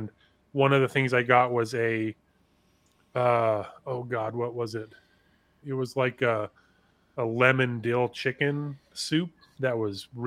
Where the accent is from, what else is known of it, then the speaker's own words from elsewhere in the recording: California, United States; as a Californian